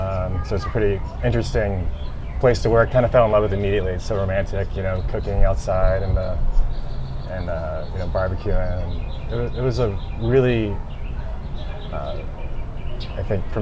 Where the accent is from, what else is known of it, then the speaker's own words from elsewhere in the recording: South Carolina, United States; also born or lived in Connecticut; I'm from South Carolina originally, and so I decided to come back home